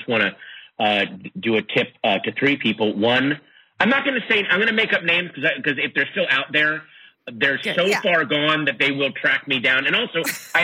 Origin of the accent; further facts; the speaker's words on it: Sterling, Virginia, United States; I grew up in Sterling, Virginia